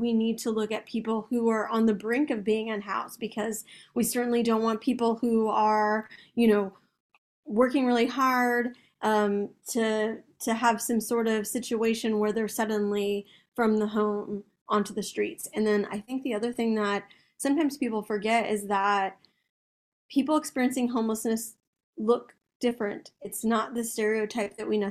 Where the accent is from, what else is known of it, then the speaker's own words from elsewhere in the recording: Austin, Texas, United States; I grew up in South Austin, like I said, I went to St. Elmo Elementary